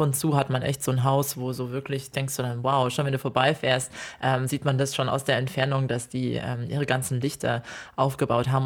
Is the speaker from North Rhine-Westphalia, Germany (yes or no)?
no; Ore Mountains, Saxony, Germany; now in Australia; also ich komme aus dem Erzgebirge und mein Erzgebirgsherz